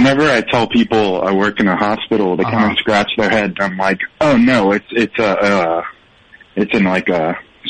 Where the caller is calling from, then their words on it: Baton Rouge, Louisiana, United States; Baton Rouge.